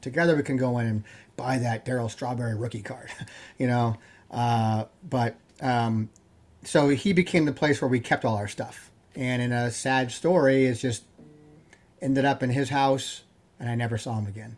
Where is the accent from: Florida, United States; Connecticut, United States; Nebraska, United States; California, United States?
California, United States; Yorba Linda; I grew up in Yerblin, California